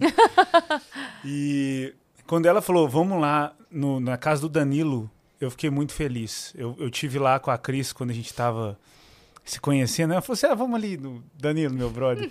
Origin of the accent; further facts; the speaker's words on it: Minas Gerais, Brazil; accent: mineiro; o meu sotaque de mineiro nervoso